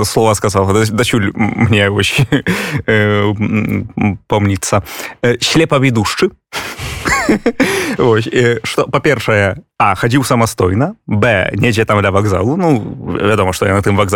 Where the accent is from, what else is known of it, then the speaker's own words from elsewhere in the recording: Belarus; вось у нас ёсць перакананасць у тым што мы беларусы чыста гаворым па-руску